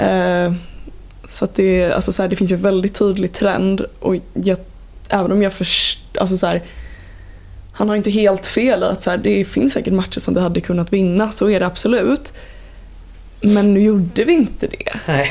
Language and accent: Swedish; Vänersborg, Västra Götaland, Sweden; jag är från Vänersborg.